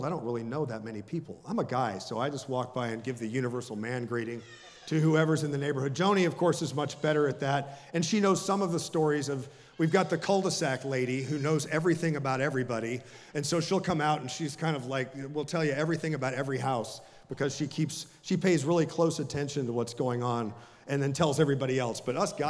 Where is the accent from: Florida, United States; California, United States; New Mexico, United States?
Florida, United States; Jacksonville; I was raised in a little town called Jacksonville, which is actually a rather big city, and it's on the northern eastern side of the state of Florida, and it's the Deep South